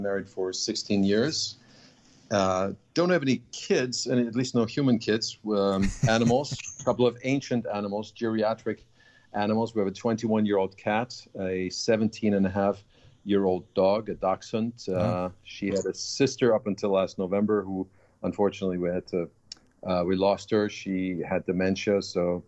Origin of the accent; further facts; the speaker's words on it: Augsburg, Bavaria, Germany; English is a second language; moved away as an adult; also born or lived in Vienna, Austria / Washington, D.C., United States / Denver, United States; now in New York, United States; my hometown is Augsburg, which is outside of Munich